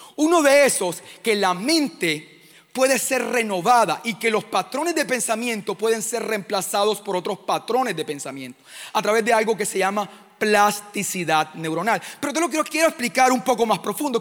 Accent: Caribbean coast, Colombia; vengo de Colombia, de una comunidad que se llama Living Room. Estamos en la costa de Colombia

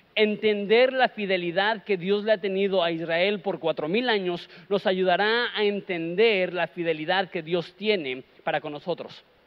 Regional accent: Mexico; Nosotros somos mexicanos

